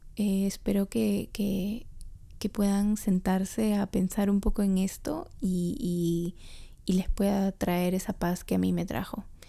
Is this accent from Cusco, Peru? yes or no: no; Trujillo, La Libertad, Peru; yo soy trujillana